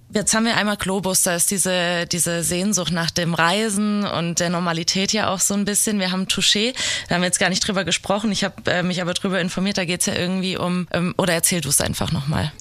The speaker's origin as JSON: {"language": "German", "town": "Giessen", "region": "Hesse", "country": "Germany", "said": "Ich komme ja auch aus der Gegend, halt aus Gießen"}